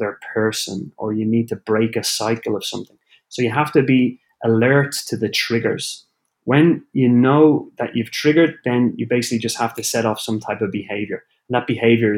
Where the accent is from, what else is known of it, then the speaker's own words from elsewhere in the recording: Ireland; also born or lived in Copenhagen, Denmark; now in Orlando, United States; being Irish